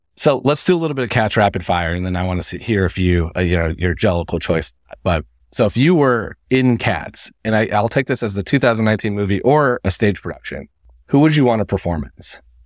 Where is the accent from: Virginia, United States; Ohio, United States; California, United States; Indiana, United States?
Indiana, United States; now in New York, United States; I'm originally from Indiana. I live in downtown. I live in New York now.